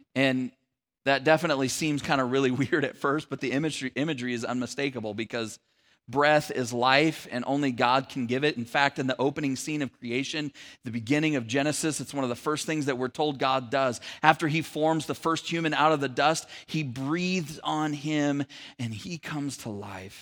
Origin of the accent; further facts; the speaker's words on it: Sacramento, California, United States; moved away as an adult; also born or lived in San Francisco Bay Area; my wife and I moved from the San Francisco Bay Area to the Sacramento area back, uh, where we were from